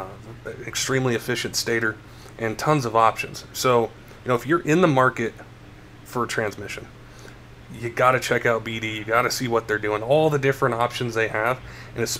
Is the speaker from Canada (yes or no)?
no; Denver, Colorado, United States; I grew up in Denver, you know, in the 80s and 90s